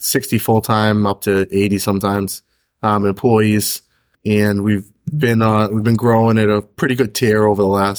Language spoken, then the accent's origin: English; Stoneham, Massachusetts, United States; also born or lived in Melrose, Massachusetts; I grew up in Melrose to start, and then I ended up in Stoneham for most of my junior years up through high school